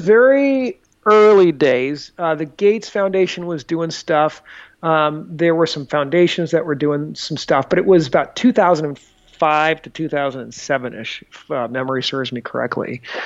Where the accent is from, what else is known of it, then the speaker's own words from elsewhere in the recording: Des Moines, Iowa, United States; moved away as an adult; also born or lived in Chicago / Boston / New York City / Dominican Republic; I grew up in Des Moines.